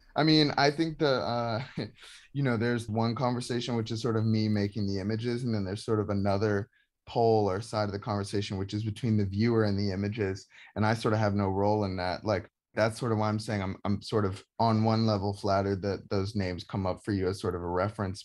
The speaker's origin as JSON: {"language": "English", "town": "Atlanta", "region": "Georgia", "country": "United States", "tie": "born or raised there", "moved": "yes", "lives_now": "Brooklyn, United States", "said": "growing up in Georgia"}